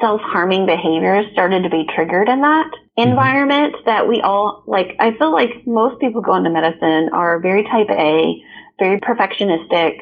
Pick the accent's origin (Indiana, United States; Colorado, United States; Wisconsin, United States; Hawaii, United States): Indiana, United States; Evansville; also born or lived in Kansas City; my hometown in Evansville, Indiana